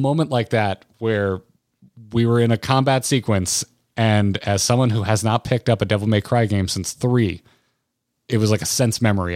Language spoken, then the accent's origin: English; Florida, United States; I grew up in Florida